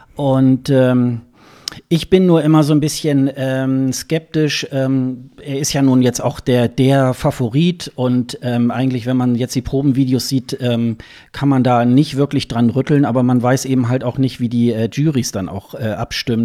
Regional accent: Hildesheim, Lower Saxony, Germany; ist ja meine Geburtsstadt, äh, Hildesheim

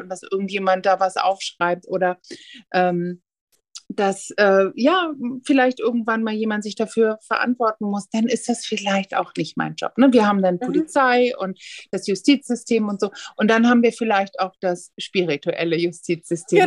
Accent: the North, Northern Germany, Germany; ich komme hier ja aus dem Norden

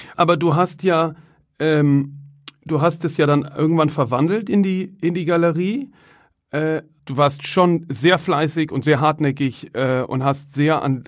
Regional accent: Cologne, North Rhine-Westphalia, Germany; moved away; Ich komme ja ursprünglich aus Köln

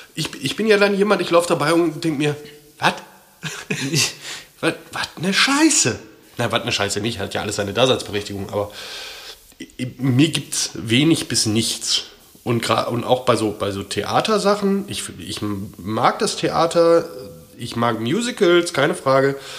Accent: Ruhr area, North Rhine-Westphalia, Germany; ich komme aus dem Ruhrpott

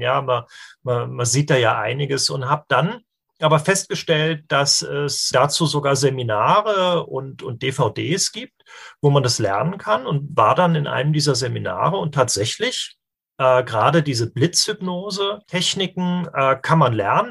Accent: Darmstadt, Hesse, Germany; hier, äh, wo ich herkomme, in Darmstadt

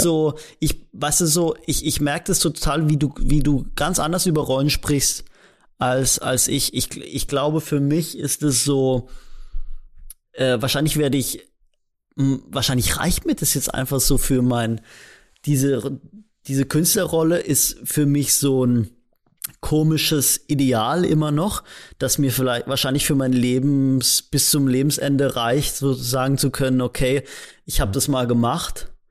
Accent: Rastatt, Baden-Württemberg, Germany; ich komme halt aus Rastatt, also aus so einem, aus so einer Kleinstadt

